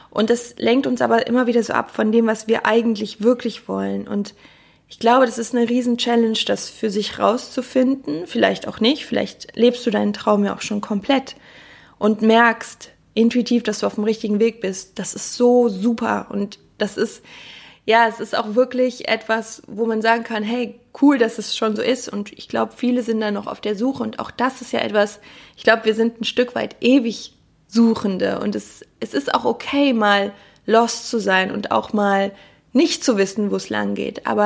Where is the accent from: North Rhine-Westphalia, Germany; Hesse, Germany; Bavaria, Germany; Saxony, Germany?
North Rhine-Westphalia, Germany; Cologne; Ich komme ja aus Köln und Karneval